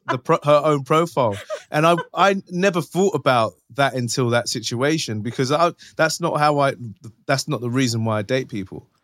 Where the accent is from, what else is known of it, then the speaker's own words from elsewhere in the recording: London, United Kingdom; from North London.